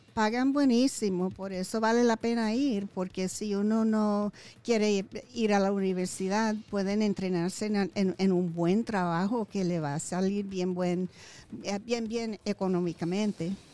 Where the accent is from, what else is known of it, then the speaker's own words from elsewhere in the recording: Puerto Rico; now in Nevada, United States; yo, yo soy de Puerto Rico